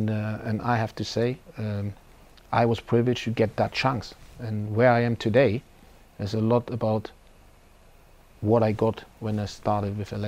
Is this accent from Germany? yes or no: yes; Germany; I've been out of my home country for quite some time. And at one point in my career as a coach, I would like to challenge myself and see how my philosophy, my way of playing, my way of coaching works in Germany.